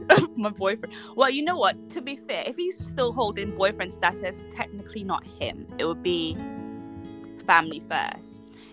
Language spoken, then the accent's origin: English; Antigua & Barbuda; accent: Antiguan; I'm Antiguan. They're not going to miss my accent.